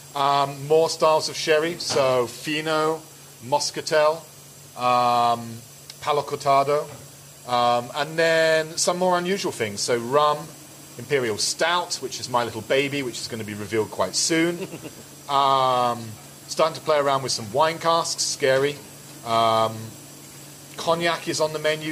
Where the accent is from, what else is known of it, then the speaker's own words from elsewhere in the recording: London, United Kingdom; I'm not Polish, I'm a Londoner